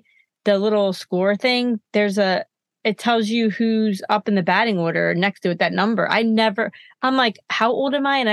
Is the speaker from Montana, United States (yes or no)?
no; New Jersey, United States; I'm South Jersey.